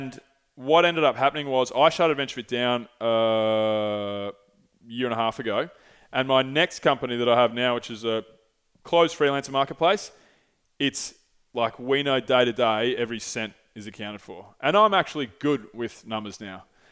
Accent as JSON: {"language": "English", "town": "St Andrews Beach", "region": "Victoria", "country": "Australia", "tie": "born or raised there", "said": "I grew up in St. Andrews Beach on the Moines Peninsula"}